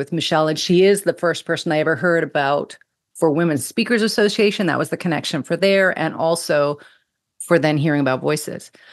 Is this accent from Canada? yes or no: no; Bermuda; my home country of Bermuda